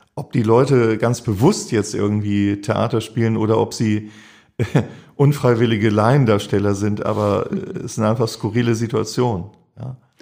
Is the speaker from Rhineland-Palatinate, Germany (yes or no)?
no; Schleswig-Holstein, Germany; also born or lived in St. Pauli, Hamburg; now in Hamburg, Germany; ich bin auf dem Dorf groß geworden, Schleswig-Holstein